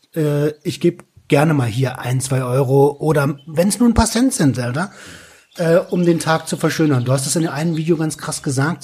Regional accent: Berlin, Germany; accent: Berliner Schnauze; als Berliner mit meiner Berliner Schnauze

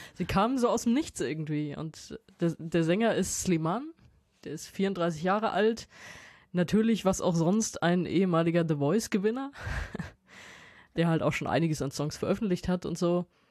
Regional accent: Wiesbaden, Hesse, Germany; also born or lived in Mainz; Ich bin ja in Mainz zur Schule gegangen aus Wiesbaden

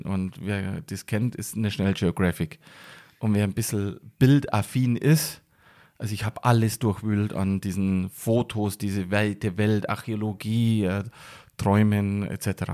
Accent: near Passau, Bavarian Forest, Germany; also born or lived in Munich; now in Garmisch-Partenkirchen, Germany; da bin ich geboren. Da habe ich die sehr wichtige Zeit meines Lebens verbracht. Aber aufgewachsen bin ich in der Nähe, im südlichen Mittelpunkt des Bayerischen Waldes

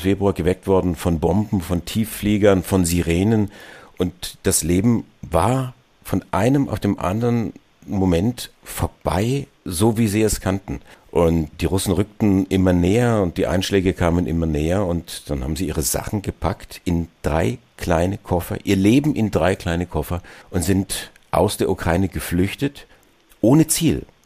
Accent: Germany; Auch wir als, als Deutsche

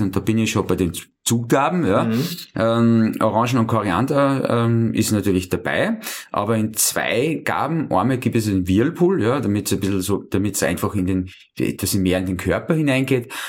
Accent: Schladming, Styria, Austria; ich bin ja gebürtiger Einstaller, ich bin äh, in Schlaping aufgewachsen

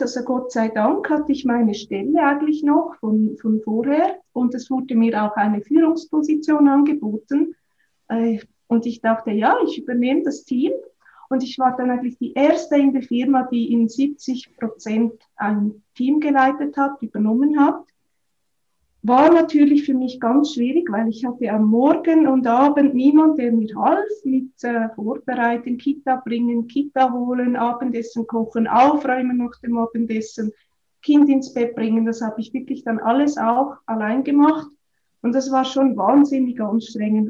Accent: Switzerland; moved away as an adult; also born or lived in Australia; ich bin ursprünglich aufgewachsen auf dem Land, auf einem Bauernhof

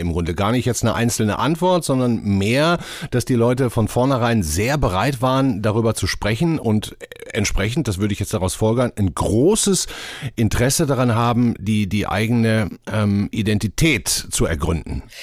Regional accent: Germany; wir Deutsche

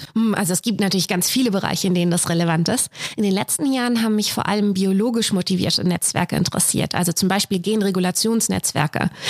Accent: Messel, Hesse, Germany; moved away as an adult; also born or lived in Frankfurt am Main / Zürich; now in Saarbrücken, Germany; ich bin aufgewachsen in einem kleinen Ort in der Nähe, das Messel

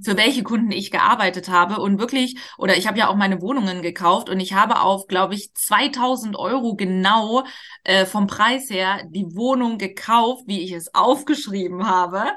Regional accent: Hamburg, Germany; ich komme auch aus Hamburg

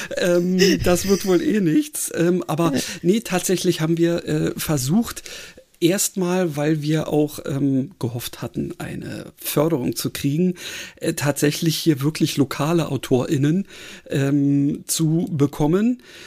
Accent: Berlin, Germany; ich bin ja Berliner

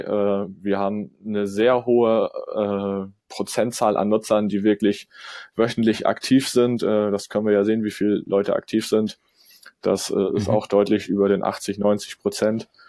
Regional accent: Kiel, Schleswig-Holstein, Germany; komme ich aus Kiel

